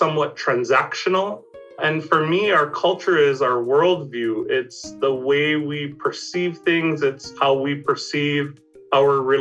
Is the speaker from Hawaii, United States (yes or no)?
yes; Hawaii, United States; in Hawaii, we have a historical sort of relationship with hospitality